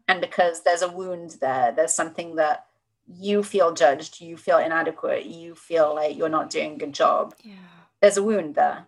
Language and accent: English; United Kingdom; accent: British; now in United States; I'm clearly British from from my accent